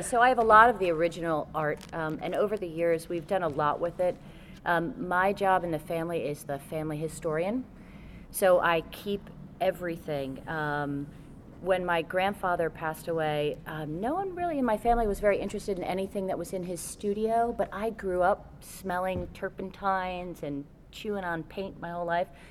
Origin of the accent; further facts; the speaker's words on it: New York, United States; also born or lived in Connecticut; when I was seven years old, we moved from Connecticut to New York